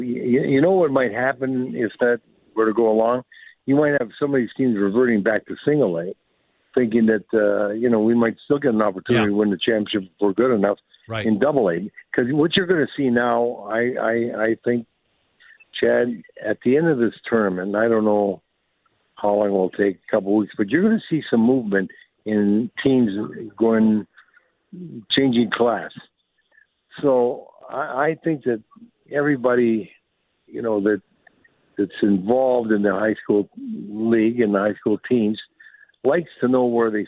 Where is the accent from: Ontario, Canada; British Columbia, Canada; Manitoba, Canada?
Ontario, Canada; Sault Ste. Marie; like growing up in Sault Ste. Marie, I knew where you make this team and that's it.